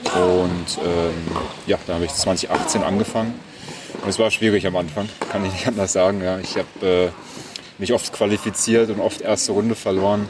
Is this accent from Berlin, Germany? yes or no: yes; Berlin, Germany; ich komme aus Berlin ursprünglich. Mhm. Ähm, meine Eltern äh, haben eine Konditorei, da bin ich groß geworden